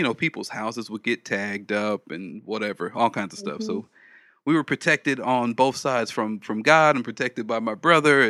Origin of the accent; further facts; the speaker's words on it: Los Angeles, California, United States; So I grew up in South Central Los Angeles